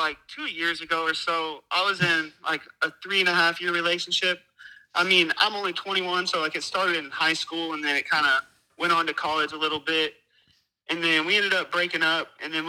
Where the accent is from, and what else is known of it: California, United States